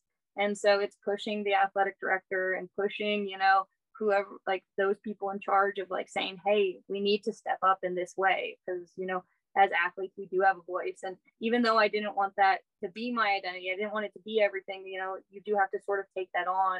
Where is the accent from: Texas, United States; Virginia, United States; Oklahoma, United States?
Texas, United States; I came from Texas and it was very hard for me to come out as gay.